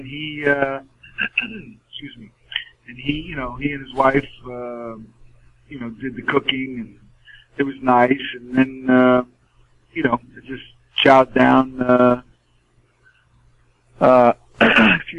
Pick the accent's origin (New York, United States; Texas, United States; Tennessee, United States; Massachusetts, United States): New York, United States; now in California, United States; I am from New York originally, but I love living in California